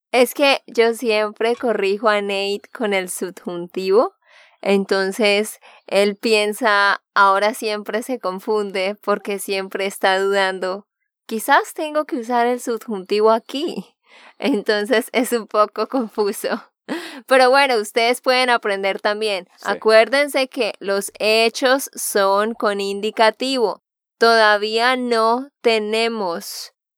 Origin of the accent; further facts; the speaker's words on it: Santander, Colombia; de Santander, Colombia